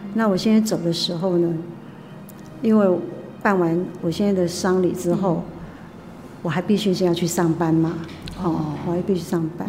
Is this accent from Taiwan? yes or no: yes; Taipei, Taiwan; moved away as an adult; now in Hualien, Taiwan; 我们台北人